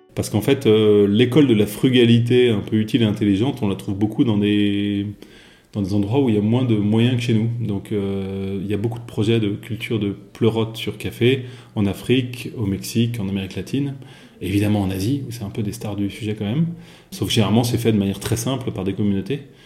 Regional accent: Versailles, Île-de-France, France; j'ai grandi à Versailles

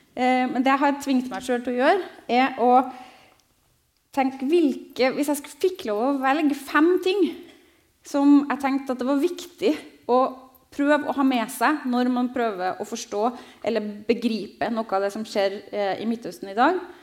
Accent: Trondheim, Trøndelag, Norway; also born or lived in Jerusalem; Jeg er fra Trondheim, dessverre. Ikke fra Stavanger

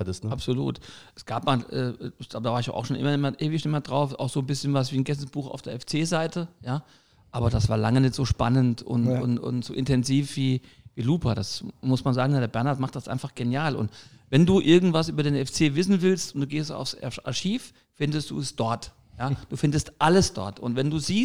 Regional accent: Saarbrücken, Saarland, Germany; moved away as an adult; now in Ormesheim, Germany; bin gebürtiger Saarbrücker, wohne aber schon seit Mitte der 90er Jahre im, im, in Ormesheim im Mandelbachtal

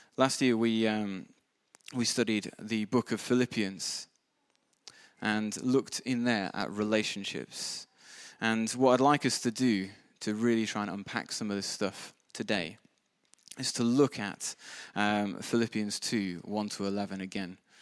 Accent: United Kingdom; we're all British

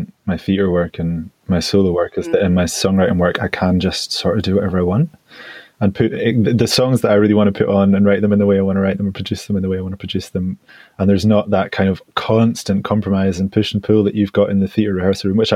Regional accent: United Kingdom; as British men

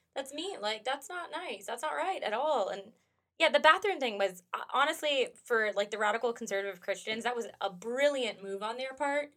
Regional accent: United States; I'm an American and I've lived here my whole life

